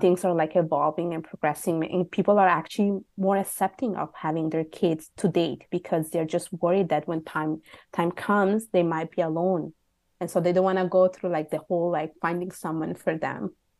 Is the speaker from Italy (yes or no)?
yes; Italy; also born or lived in Bangladesh (ancestry); now in Montreal, Canada; I was born and raised in Italy, just to specify. My parents are from Bangladesh